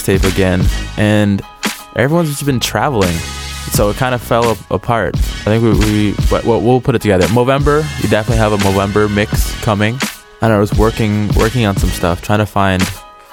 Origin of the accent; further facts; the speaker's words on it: Montreal, Quebec, Canada; we're from Montreal